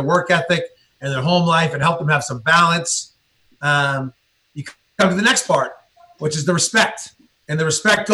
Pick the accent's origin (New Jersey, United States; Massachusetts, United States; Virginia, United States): Massachusetts, United States; Billerica; I'm from Boston. I was raised outside of Boston in a little town, Billerica, Massachusetts.